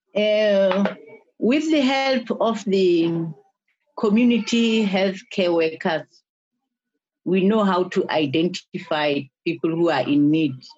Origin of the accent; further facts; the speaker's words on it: Bambayi, KwaZulu-Natal, South Africa; I'm from Bombay. Bombay is a is a uh, squatter